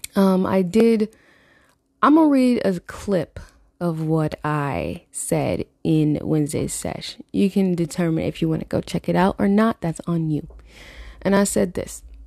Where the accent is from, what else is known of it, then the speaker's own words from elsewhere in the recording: Florida, United States; Growing up in Florida